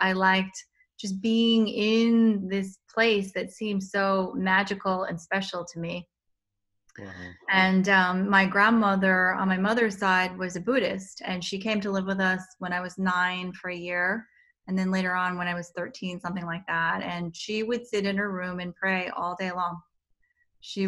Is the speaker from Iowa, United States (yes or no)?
no; New Jersey, United States; also born or lived in California / Korea; I was born in California, but mostly raised in New Jersey. Spent a year in Korea, but I don't remember that. And basically moved to New Jersey when we were three.